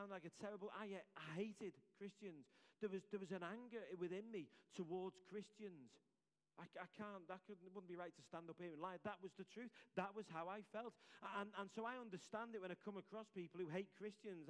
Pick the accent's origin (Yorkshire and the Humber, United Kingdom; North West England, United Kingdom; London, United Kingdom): North West England, United Kingdom; Liverpool; accent: Scouse; my Scouse accent